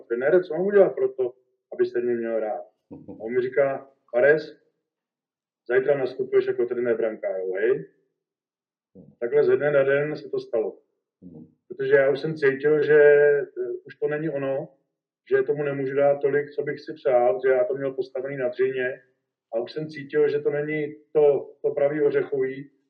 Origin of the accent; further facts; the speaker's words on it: Benátky nad Jizerou, Central Bohemian Region, Czechia; to už jsme se stěhovali z Benátek na Dizerou na Horka